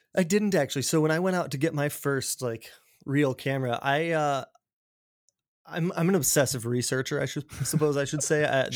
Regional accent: Colorado, United States; now in Seattle, United States; I grew up in Colorado in a small mountain town outside of Denver

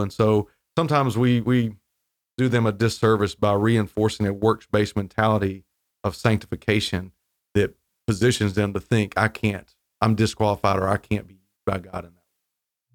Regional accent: Wilmington, North Carolina, United States; also born or lived in Raleigh, North Carolina; I grew up in North Carolina, so I'm from the coast, down Wilmington

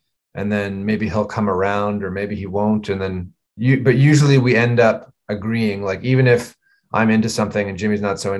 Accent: Vancouver, British Columbia, Canada; we grew up in Vancouver together

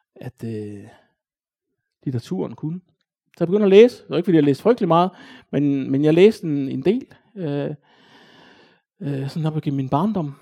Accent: Odense, Southern Denmark, Denmark; Jeg voksede op i Næsby

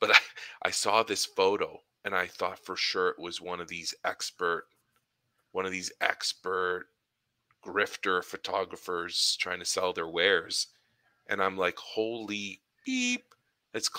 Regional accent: Ottawa, Ontario, Canada; my downtown Ottawa experience, my hometown

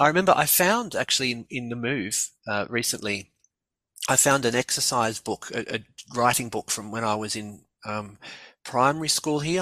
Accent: Melbourne, Victoria, Australia; also born or lived in Gothenburg; I grew up here in in Melbourne.

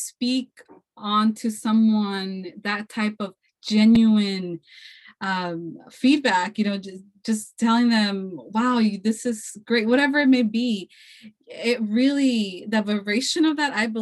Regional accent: California, United States; I was born here in California, but, you know, my heritage is from Mexico

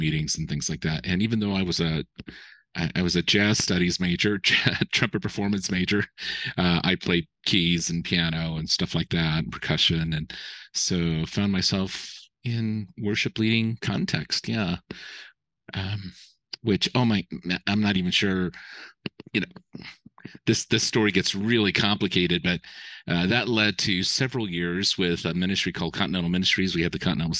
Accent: Colorado Springs, Colorado, United States; I grew up in Colorado Springs

